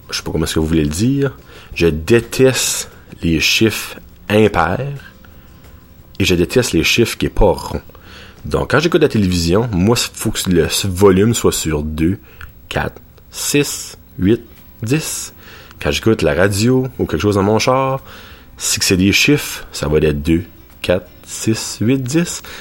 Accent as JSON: {"language": "French", "town": "Petit-Rocher", "region": "New Brunswick", "country": "Canada", "said": "parce qu'il n'y en a pas par chez nous à Batters, à Petit Roche à c'est le Pita Pit"}